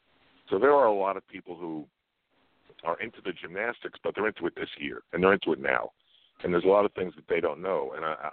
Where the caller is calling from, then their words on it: Sag Harbor, New York, United States; I'm out on the east end of Long Island in Sag Harbor.